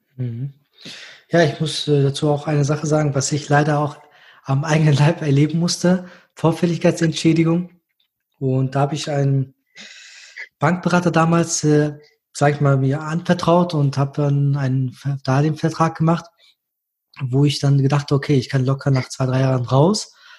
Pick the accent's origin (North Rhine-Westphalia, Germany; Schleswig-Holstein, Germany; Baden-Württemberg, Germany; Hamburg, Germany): North Rhine-Westphalia, Germany; Düsseldorf; ich als Düsseldorfer.